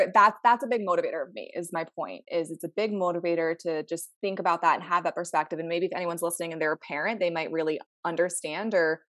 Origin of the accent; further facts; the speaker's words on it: Maryland, United States; now in Southern California, United States; I'm from all the way. I'm on the East Coast. So I'm from Maryland.